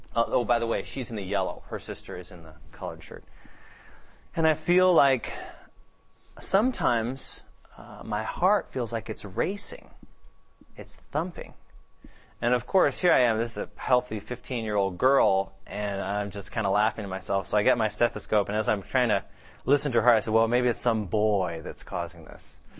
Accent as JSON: {"language": "English", "town": "Seattle", "region": "Washington", "country": "United States", "said": "I'm from Seattle"}